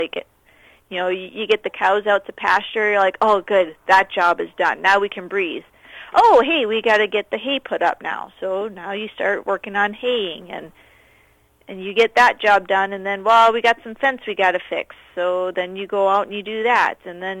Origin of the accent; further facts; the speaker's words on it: Minnesota, United States; now in Manitoba, Canada; Central Minnesota.